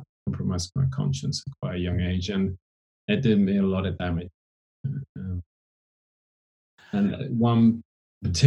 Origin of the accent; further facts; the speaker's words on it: Oxfordshire, South East England, United Kingdom; I grew up in Oxfordshire in England.